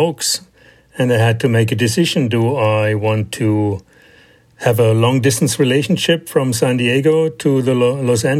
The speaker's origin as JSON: {"language": "English", "country": "Germany", "also_born_or_lived": "Philadelphia, Pennsylvania", "moved": "as an adult", "lives_now": "United States", "said": "I immigrated to the United States from Germany."}